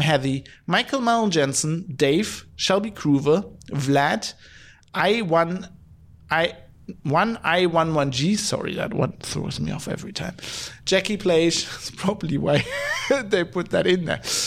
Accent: Duisburg, North Rhine-Westphalia, Germany; moved away; where I was born in Duisburg, there's all these steel works.

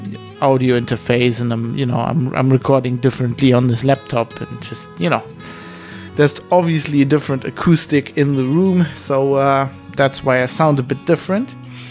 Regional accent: Duisburg, North Rhine-Westphalia, Germany; English is a second language; I'm coming to you from my father's study in the house I grew up in Duisburg-Wehofen, in Germany.

